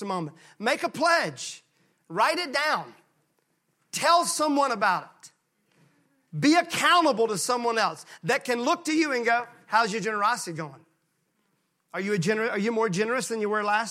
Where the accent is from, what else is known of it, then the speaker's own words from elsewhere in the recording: Mississippi, United States; I was raised in Mississippi